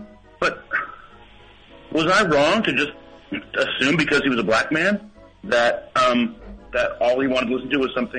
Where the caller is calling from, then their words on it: Indiana, United States; I'm calling from Indiana.